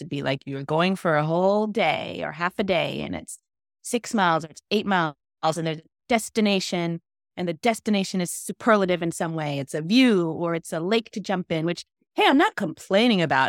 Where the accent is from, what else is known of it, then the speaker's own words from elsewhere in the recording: New York, United States; also born or lived in Florida; now in Boston, United States; I was born in Florida, grew up in New York